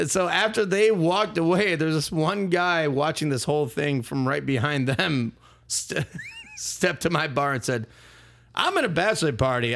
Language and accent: English; Milwaukee, Wisconsin, United States; I'm from Milwaukee